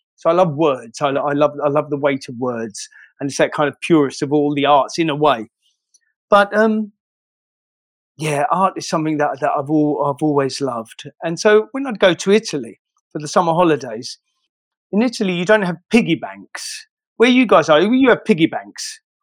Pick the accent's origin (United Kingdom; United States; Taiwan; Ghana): United Kingdom; London; I'm from Shoreditch